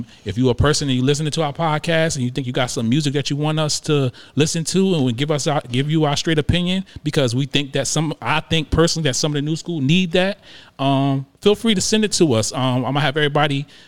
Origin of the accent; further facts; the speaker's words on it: Paterson, New Jersey, United States; moved away; I'm also from Jersey and I'm from Patterson